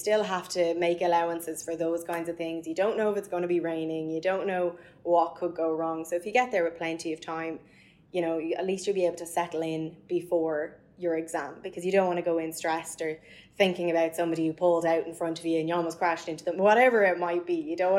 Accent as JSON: {"language": "English", "area": "Mayo", "region": "Connacht", "country": "Ireland", "said": "you're not from Dublin, I'm from Mayo"}